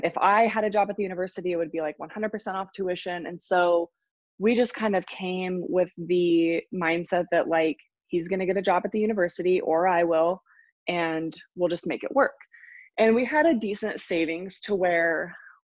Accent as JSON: {"language": "English", "region": "Washington", "country": "United States", "moved": "yes", "said": "We're both from Washington State"}